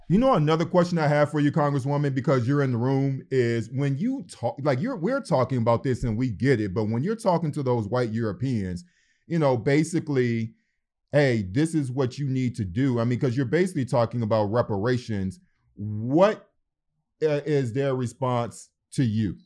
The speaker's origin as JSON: {"language": "English", "town": "Detroit", "region": "Michigan", "country": "United States", "tie": "born or raised there", "said": "growing up in Detroit, Michigan"}